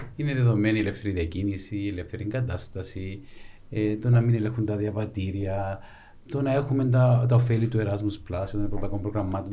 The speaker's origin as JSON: {"language": "Greek", "town": "Larnaca", "region": "Larnaca District", "country": "Cyprus", "tie": "born or raised there", "said": "γεννήθηκα μεγάλο σε Λάρνακα"}